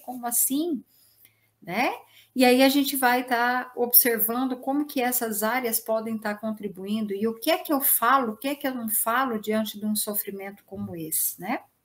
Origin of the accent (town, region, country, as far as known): Brazil